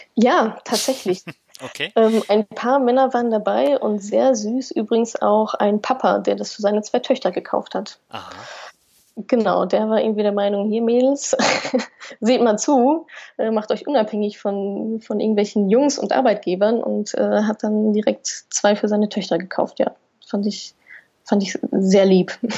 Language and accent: German; Ruhr area, North Rhine-Westphalia, Germany; ich komme ja aus dem Wohngebiet